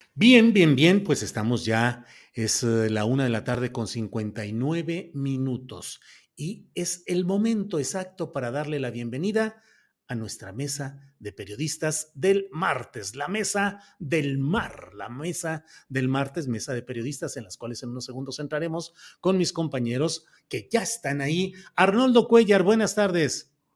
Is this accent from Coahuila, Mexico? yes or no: yes; Coahuila, Mexico; moved away; mi tierra que estoy distante, pero finalmente también mi tierra nativa que es Coahuila